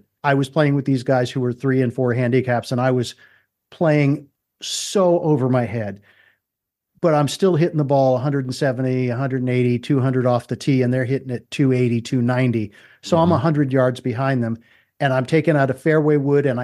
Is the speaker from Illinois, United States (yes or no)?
no; Maryland, United States; when I grew up in Maryland